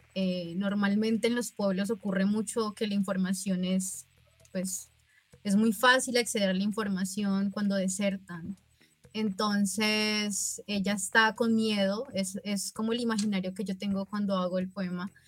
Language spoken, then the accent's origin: Spanish; Nariño, Colombia; now in Cali, Colombia; yo soy de Nariño, pero vivo en Cali hace como aproximadamente siete años